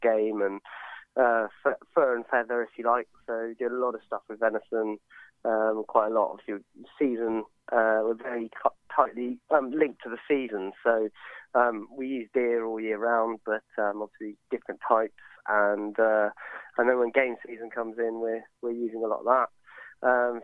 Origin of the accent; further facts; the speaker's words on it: Sussex, South East England, United Kingdom; also born or lived in London; I'm from Sussex originally, kind of grew up doing a lot of fishing and hunting.